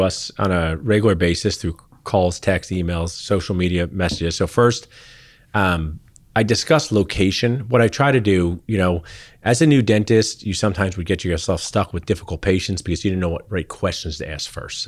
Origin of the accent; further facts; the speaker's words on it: Pennington, New Jersey, United States; moved away; I grew up in Central New Jersey where you could go Giants or Eagles